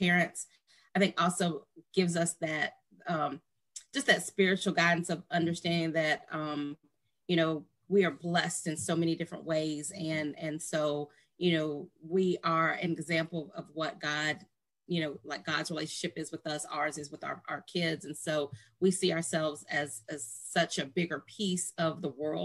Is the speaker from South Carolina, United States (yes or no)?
yes; Columbia, South Carolina, United States; also born or lived in Hampton, Virginia; I'm from Columbia. I grew up here.